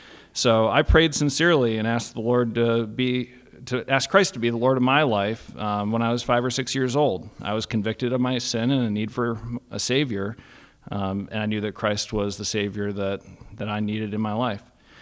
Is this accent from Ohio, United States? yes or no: yes; Cleveland, Ohio, United States; born there; So I was born in 1981 in Cleveland, Ohio. I'm the firstborn.